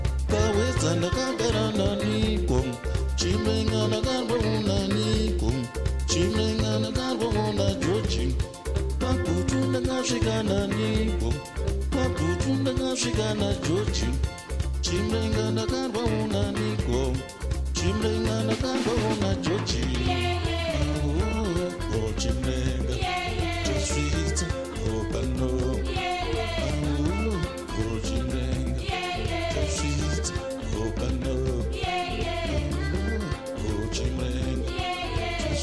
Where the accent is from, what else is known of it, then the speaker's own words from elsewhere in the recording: Zimbabwe; moved away as an adult; now in United States; I'm coming from Africa and I'm coming from Zimbabwe.